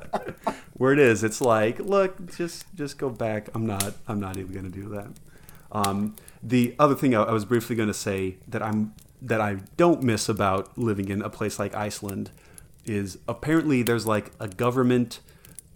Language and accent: English; United States; I also love being an American and living in this nation.